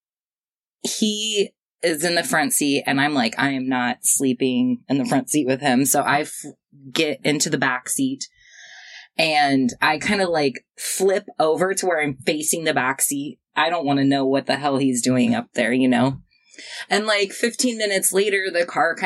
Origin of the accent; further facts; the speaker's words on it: Springfield, United States; my hometown, Springfield.